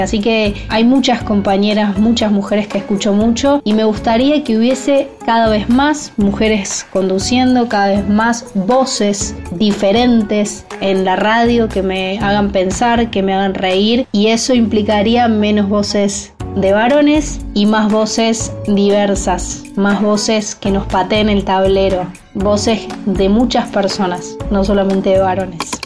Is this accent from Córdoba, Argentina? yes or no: yes; Córdoba, Argentina; como cordobesa tengo mi corazón un poco puesto ahí